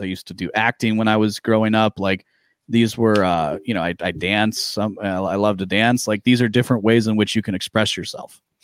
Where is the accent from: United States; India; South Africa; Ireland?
United States; Midwest; I grew up in the Midwest